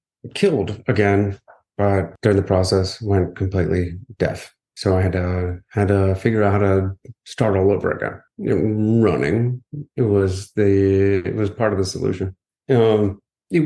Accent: Akron, Ohio, United States; now in Florida, United States; It was the Akron Marathon, my hometown

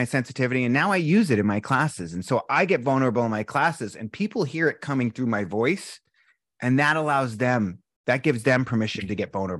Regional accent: East Coast, United States; it was really tough growing up in the East Coast being a sensitive guy.

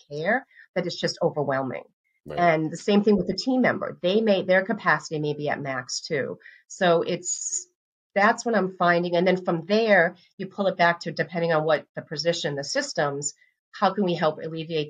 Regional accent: Northeast, United States; also born or lived in the South; now in US South; I'm originally from the Northeast. And now I'm in the South

